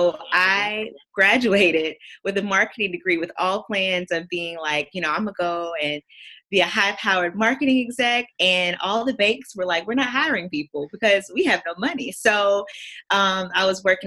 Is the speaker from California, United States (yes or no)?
no; North Carolina, United States; moved away as an adult; also born or lived in New York; I'm originally from North Carolina. I did all my schooling in North Carolina